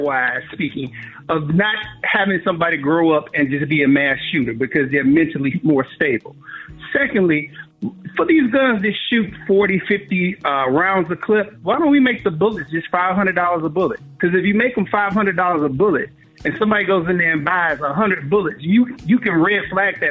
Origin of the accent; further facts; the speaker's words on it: Chicago, Illinois, United States; I grew up in Chicago